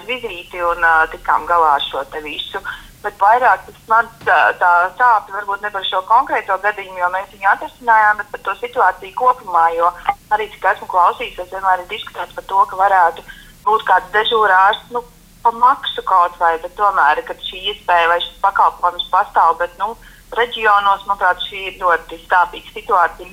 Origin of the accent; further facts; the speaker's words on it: Valmiera, Vidzeme, Latvia; mēs esam no Valmieras